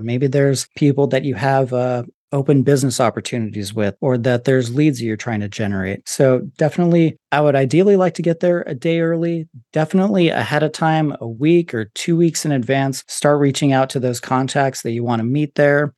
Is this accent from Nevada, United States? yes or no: yes; Las Vegas, Nevada, United States; I'm even from Vegas